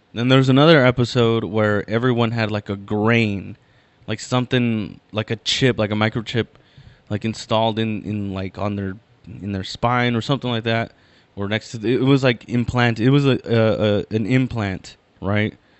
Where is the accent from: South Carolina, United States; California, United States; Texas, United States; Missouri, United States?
California, United States; Inland Empire; I'm from the Inland Empire, I'm from